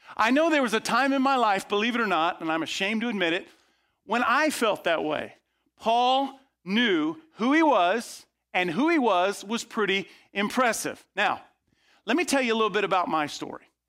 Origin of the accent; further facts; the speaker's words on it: outside of Tampa, Florida, United States; I grew up outside of Tampa, Florida